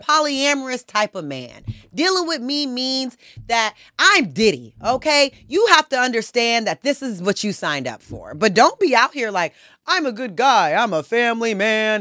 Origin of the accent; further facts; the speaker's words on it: Conyers, Georgia, United States; I'm from Georgia. I'm from the South